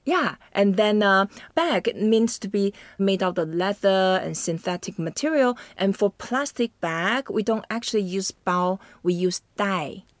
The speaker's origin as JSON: {"language": "English", "country": "Taiwan", "tie": "born or raised there", "said": "I grew up in Taiwan"}